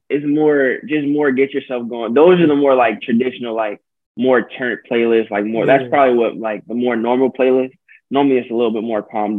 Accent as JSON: {"language": "English", "town": "Pasadena", "region": "California", "country": "United States", "tie": "born or raised there", "also_born_or_lived": "Philadelphia", "said": "I was born in Philly, but I came out here. My mom's from Pasadena, and my dad's from the South Bay, which is pretty close too. So mm-hmm. I'm from Cali through and through."}